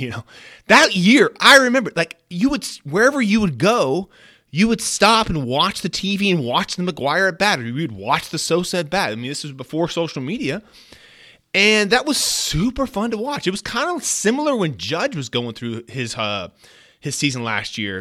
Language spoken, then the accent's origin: English; Bay Area, California, United States; I grew up in the Bay Area